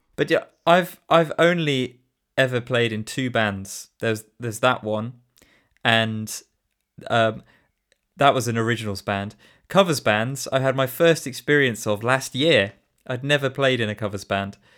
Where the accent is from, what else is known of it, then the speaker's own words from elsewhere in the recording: Shrewsbury, West Midlands, United Kingdom; I was born in Shrewsbury and I, I grew up here and I've always lived here